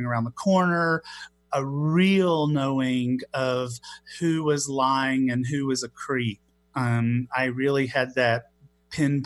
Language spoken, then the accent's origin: English; Knoxville, the South, United States; accent: Southern; I grew up gay in the Southeast and in the Christian church